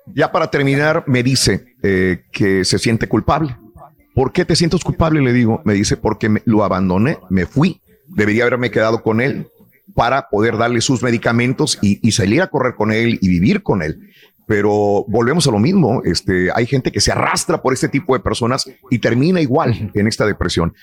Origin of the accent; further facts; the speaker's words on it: Northeast Mexico, Mexico; moved away; todos los que somos del noreste de México